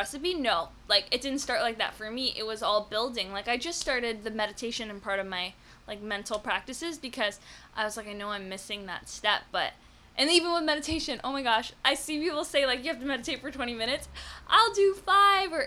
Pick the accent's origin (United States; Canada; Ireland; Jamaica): Canada; I'm Canadian